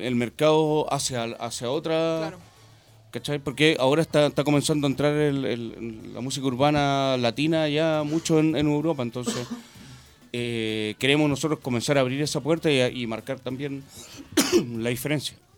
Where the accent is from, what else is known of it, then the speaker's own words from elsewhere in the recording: Santiago, Santiago Metropolitan Region, Chile; yo soy de Santiago Centro